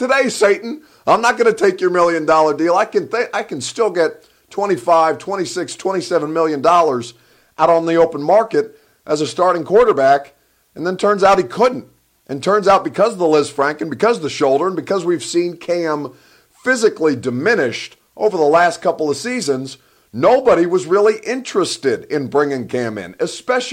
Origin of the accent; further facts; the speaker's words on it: Egypt; now in Nashville, United States; I'm from the Sahara. Your boy is Egyptian